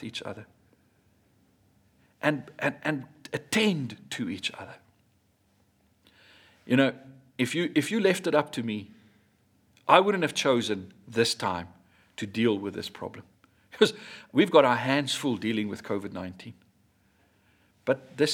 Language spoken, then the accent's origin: English; South Africa; I grew up in Hatfield